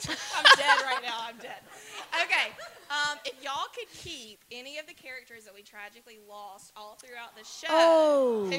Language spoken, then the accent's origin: English; Orange Beach, Alabama, United States; I'm from Orange Beach, and I know Alabama doesn't have the best reputation, but I'm not like them